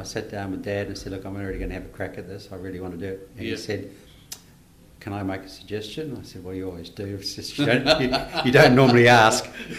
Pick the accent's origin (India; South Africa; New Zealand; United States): New Zealand; born there; Okay, for fear that you may terminate this podcast early, I'm a Kiwi by birth.